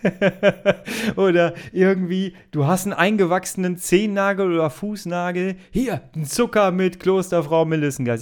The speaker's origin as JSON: {"language": "German", "area": "Ruhr area", "region": "North Rhine-Westphalia", "country": "Germany", "said": "ich komme aus dem Ruhrgebiet, ne? wenn ich das Wort Oma sage, hört sich das immer an wie"}